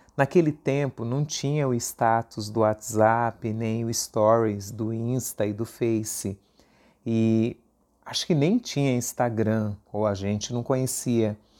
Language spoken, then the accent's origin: Portuguese; São Paulo, Brazil; USP Leste, a região de onde eu vim